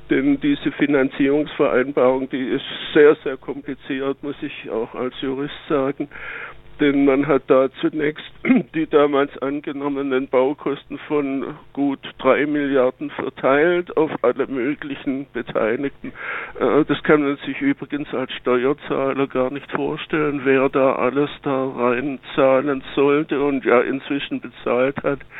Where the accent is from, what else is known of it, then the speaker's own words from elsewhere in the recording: Baden-Württemberg, Germany; ich bin ja Schwabe, wie man sicherlich hört